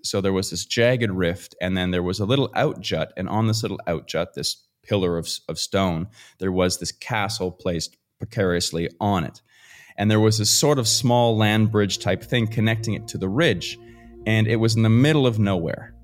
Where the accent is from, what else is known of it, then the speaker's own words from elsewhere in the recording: Fredericton, New Brunswick, Canada; moved away; I am a small town Canadian boy from Fredericton, New Brunswick, Canada. So it's right above Maine and uh, in the United States, if you're more familiar with there. Grew up in the woods